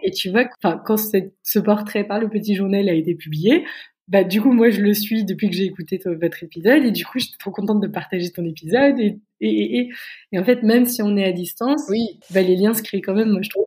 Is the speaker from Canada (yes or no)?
no; France; moved away as an adult; now in Berlin, Germany; en tant que Français